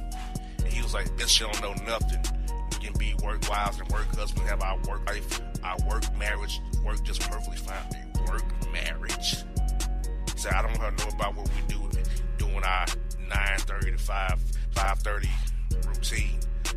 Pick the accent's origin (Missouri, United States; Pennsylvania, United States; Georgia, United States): Missouri, United States; Kansas City; I'm Kansas City, brother. I'm not trying to be no offensive to you. I'm from Kansas City.